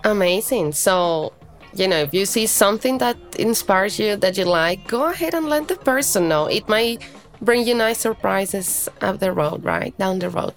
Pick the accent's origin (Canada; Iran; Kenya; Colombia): Colombia; I live in Colombia. I am from Colombia.